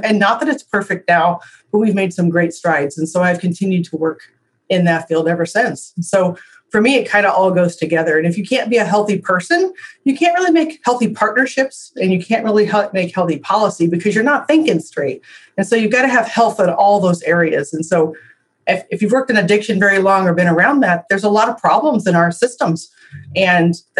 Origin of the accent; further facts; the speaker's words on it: Illinois, United States; moved away as an adult; now in Iowa, United States; I was raised in Illinois